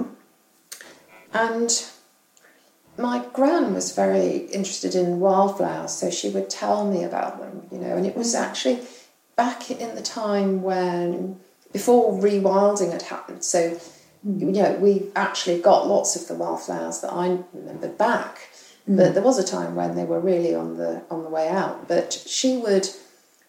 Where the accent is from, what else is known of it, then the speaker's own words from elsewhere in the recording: England, United Kingdom; also born or lived in Australia; now in London, United Kingdom; as a English person or UK person, British person